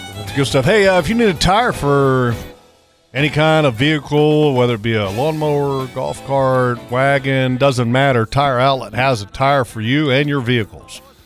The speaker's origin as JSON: {"language": "English", "town": "Sterling Park", "region": "Virginia", "country": "United States", "tie": "born or raised there", "said": "I was born in Northern Virginia, in a town I grew up in, it was called Sterling Park."}